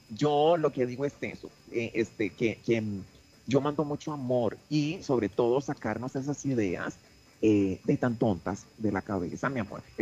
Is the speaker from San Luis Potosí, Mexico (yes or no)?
no; Nuevo León, Mexico; Ahora, en mi caso, que soy una regia, diva, divina, perra, empoderada